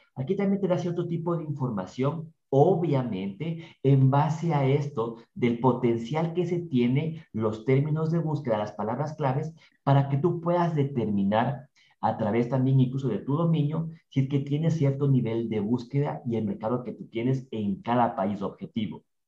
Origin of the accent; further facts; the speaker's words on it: Ambato, Tungurahua, Ecuador; accent: ambateño; nuestro acento por ahí ambateño